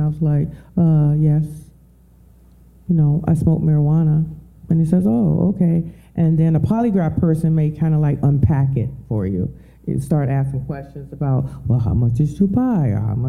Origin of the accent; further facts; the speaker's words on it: Detroit, Michigan, United States; moved away as an adult; I'm from Detroit